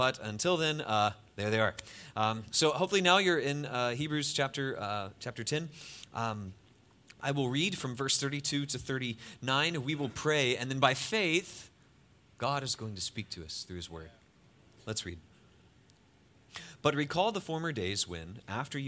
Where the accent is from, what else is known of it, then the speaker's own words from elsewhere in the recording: United States; I'm from America